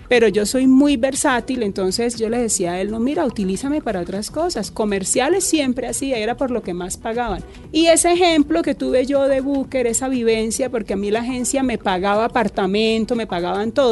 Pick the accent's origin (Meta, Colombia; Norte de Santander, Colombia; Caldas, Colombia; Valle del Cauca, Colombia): Norte de Santander, Colombia; Cúcuta; yo me crié en Cúcuta